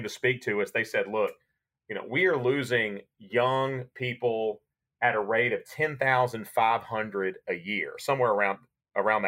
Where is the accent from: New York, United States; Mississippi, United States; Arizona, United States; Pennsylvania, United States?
Mississippi, United States; Jackson; I'm a sixth generation Mississippian and at Jackson native. I grew up around downtown Jackson